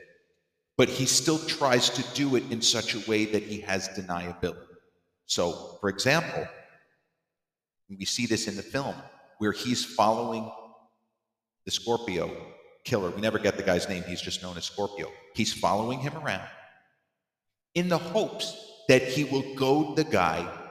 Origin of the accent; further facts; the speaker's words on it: Massapequa, New York, United States; the old house where I grew up in Massapequa